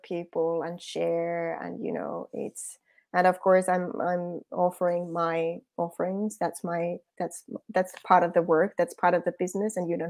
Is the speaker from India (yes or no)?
no; Finland; English is a second language; moved away; Yes. That's the Finnish way. I'm from Finland originally.